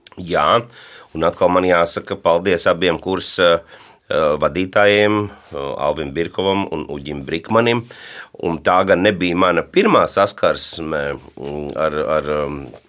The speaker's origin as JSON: {"language": "Latvian", "town": "Madona", "region": "Madona Municipality", "country": "Latvia", "tie": "born or raised there", "said": "Manā mīļajā Madonā, jo es esmu dzimis Madonā"}